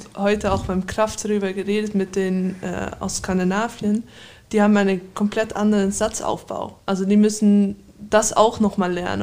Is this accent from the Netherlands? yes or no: yes; Amsterdam, North Holland, Netherlands; moved away; Ich bin in Amsterdam geboren